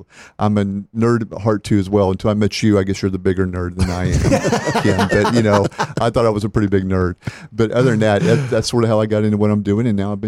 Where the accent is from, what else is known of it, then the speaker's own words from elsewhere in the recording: Oklahoma, United States; born there; also born or lived in Texas; I was born there in Oklahoma. I think it was $4.36 is what I cost him, so pretty cheap. But I cost him a lot more later on. Other than that, we moved to Texas right after that.